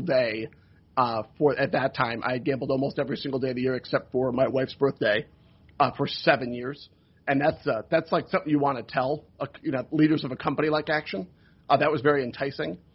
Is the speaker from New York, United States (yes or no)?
yes; Rochester, New York, United States; moved away; also born or lived in Milwaukee / Syracuse, New York; I'm from Rochester, New York